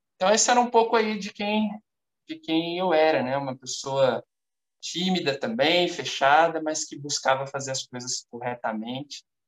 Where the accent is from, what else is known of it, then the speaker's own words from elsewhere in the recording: São Paulo, Brazil; now in Belo Horizonte, Brazil; Estou atualmente morando em Belo Horizonte, mas sou natural de São Paulo.